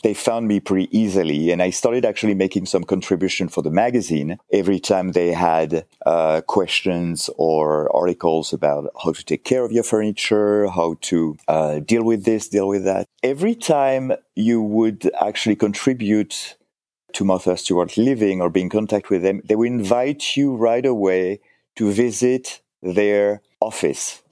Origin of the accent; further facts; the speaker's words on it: a village outside Cannes, Provence-Alpes-Côte d'Azur, France; English is a second language; moved away as an adult; also born or lived in United States; now in Connecticut, United States; I'm French, from the south of France, a little village, uh, one of those birch village, you know, like, uh, outside of Cannes.